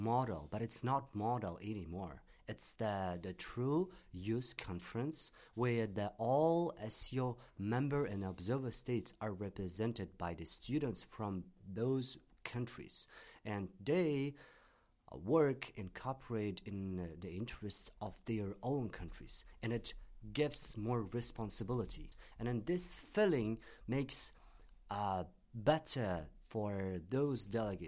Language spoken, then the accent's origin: English; Tashkent, Uzbekistan; now in Beijing, China; I'm from Tashkent, Uzbekistan